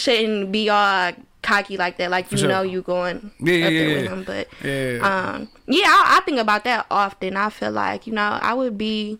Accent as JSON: {"language": "English", "town": "Ecorse", "region": "Michigan", "country": "United States", "tie": "born or raised there", "said": "So I grew up in Ecorse, Michigan. Mm-hmm. So I guess we can say that's where I'm from."}